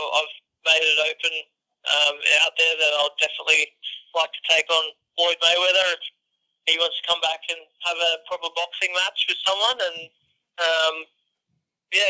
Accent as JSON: {"language": "English", "town": "Brisbane", "region": "Queensland", "country": "Australia", "tie": "born or raised there", "said": "Suncorp Stadium in my hometown"}